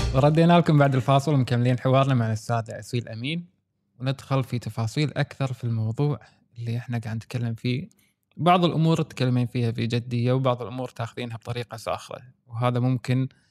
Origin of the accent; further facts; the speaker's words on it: Kuwait; الكويت في عندنا درجه انفتاح عاليه